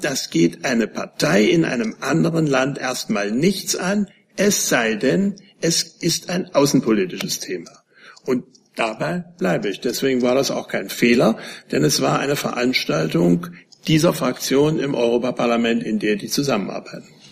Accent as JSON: {"language": "German", "country": "Germany", "said": "als Deutscher"}